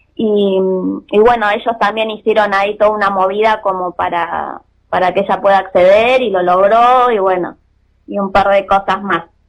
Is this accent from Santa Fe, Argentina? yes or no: no; Mar del Plata, Buenos Aires Province, Argentina; somos de Mar del Plata nosotros